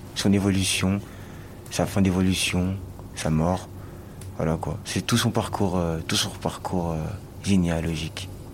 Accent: Marseille, Provence-Alpes-Côte d'Azur, France; Je suis marseillais ici, hein, et j'ai d'autres origines aussi

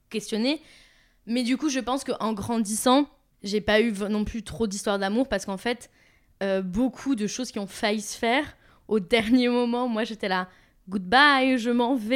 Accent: Toulouse, Occitania, France; now in Paris, France; je viens de Toulouse, je vis à Paris.

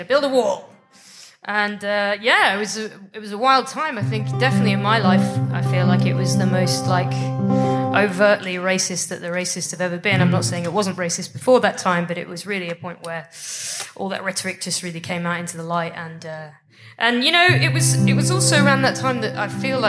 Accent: United Kingdom; I'm from Britain.

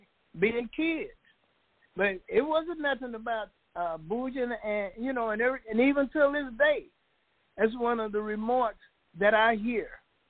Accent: Dallas, Texas, United States; I'm from Hamilton Park.

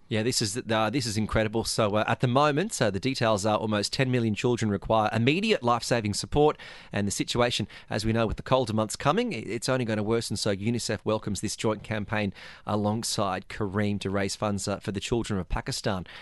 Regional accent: Australia; now in Dubai, United Arab Emirates; I, I come from Australia

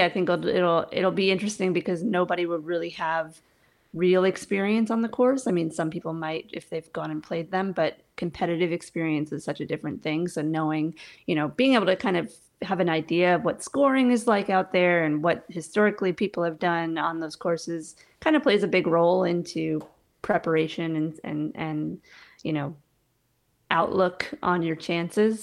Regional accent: New York, United States; born or raised there; moved away as an adult; also born or lived in Colorado; now in Pensacola, Florida, United States

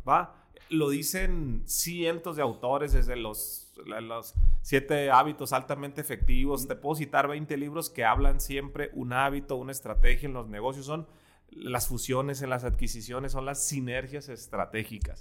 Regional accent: Ensenada, Baja California, Mexico; moved away as an adult; now in Guadalajara, Mexico; Yo nací en Ensenada, Baja California. Crecí a los 23 años, me vine

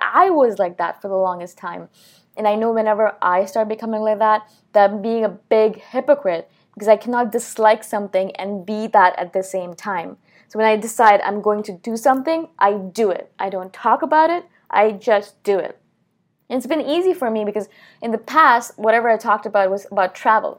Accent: New Delhi, Delhi, India; moved away; I'm from India originally, I was born in New Delhi

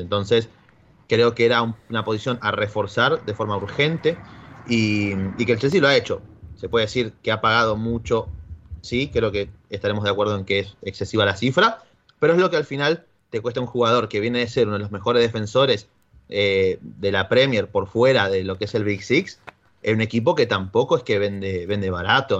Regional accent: Argentina; Soy argentino

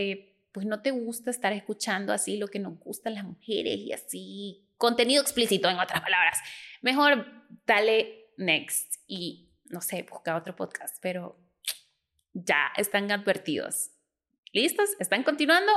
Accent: El Salvador; soy del Salvador

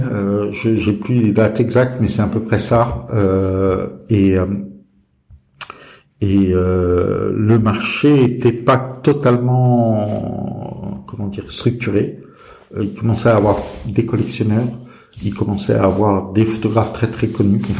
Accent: Brazil; moved away as an adult; also born or lived in Turkey / England / Greece; now in France; alors, euh, j'ai grandi euh, à l'étranger, en Brésil, Turquie, Angleterre euh, et, Grèce.

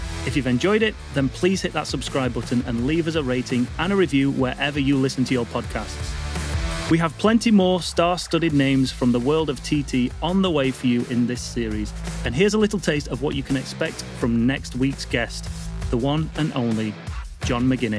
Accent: Yorkshire and the Humber, United Kingdom; I'm from Yorkshire.

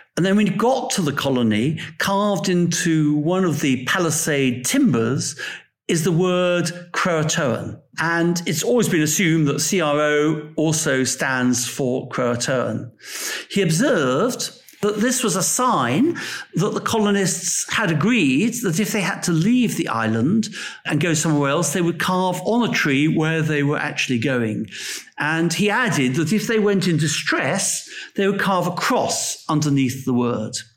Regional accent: England, United Kingdom; I'm an Englishman

